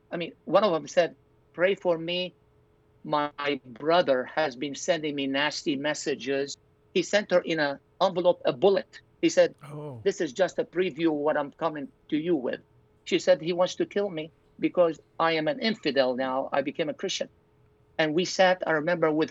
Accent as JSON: {"language": "English", "town": "Zahle", "region": "Beqaa", "country": "Lebanon", "tie": "born or raised there", "moved": "yes", "said": "church in Zahle, my hometown."}